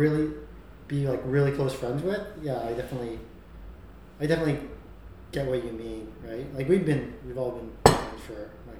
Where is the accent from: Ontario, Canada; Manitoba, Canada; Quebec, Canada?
Ontario, Canada; Markham; us as CBCs who specifically grew up in Markham